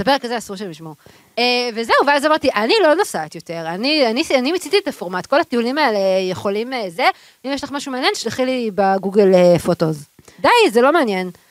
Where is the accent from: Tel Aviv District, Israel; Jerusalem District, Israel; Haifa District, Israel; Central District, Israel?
Tel Aviv District, Israel; Tel Aviv; אנחנו גדלנו בשיכון. באנו משיכונים, אמנם שיכון בבלי, אבל שיכון